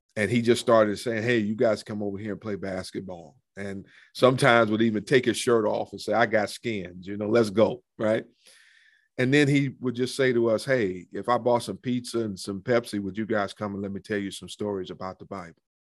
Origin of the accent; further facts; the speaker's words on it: Cleveland, Ohio, United States; moved away; I grew up in Cleveland. I'm, I'm a city boy